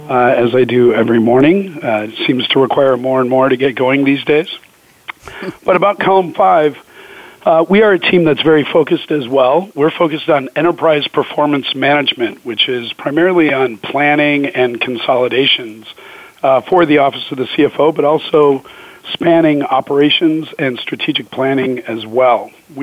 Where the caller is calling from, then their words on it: Scottsdale, Arizona, United States; Calling from sunny Scottsdale, Arizona.